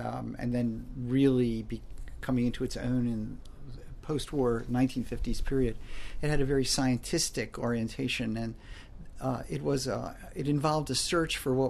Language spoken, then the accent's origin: English; American East Coast, United States; I grew up in the American East Coast